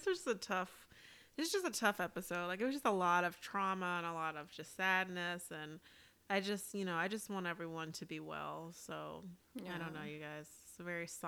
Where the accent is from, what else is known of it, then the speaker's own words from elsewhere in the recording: Deep South, United States; we're from the South. And so, like, I'm, you know, from the deep South